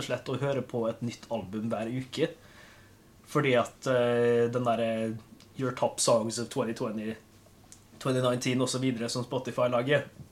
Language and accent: Norwegian; Molde, Møre og Romsdal, Norway; now in Kristiansand, Norway; hvis dere stusser på dialekt, så er jeg fra Molde